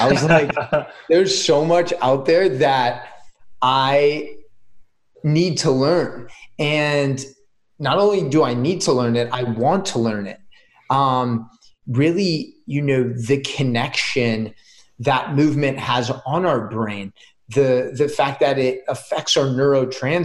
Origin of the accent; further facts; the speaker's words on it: San Mateo, California, United States; moved away as an adult; also born or lived in Israel / Oregon; I grew up in the Bay Area. So right in Silicon Valley in a city called San Mateo.